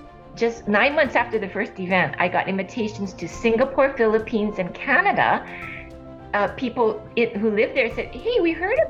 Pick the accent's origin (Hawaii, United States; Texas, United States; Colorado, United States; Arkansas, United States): Hawaii, United States; Honolulu; moved away as an adult; also born or lived in California; I was born and raised in Honolulu, Hawaii